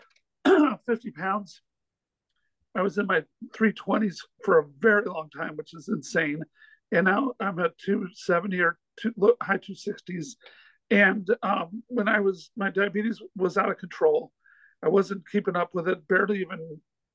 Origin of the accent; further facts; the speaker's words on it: North Little Rock, Arkansas, United States; moved away as an adult; also born or lived in Los Angeles; I'm back in my hometown of North Little Rock